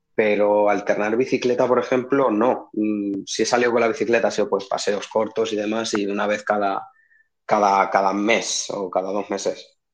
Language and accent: Spanish; Albacete, Castilla-La Mancha, Spain; de aquí de, Albacete